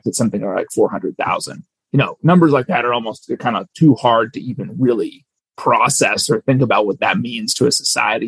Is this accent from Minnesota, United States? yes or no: yes; Minnesota, United States; we were both born and raised in Minnesota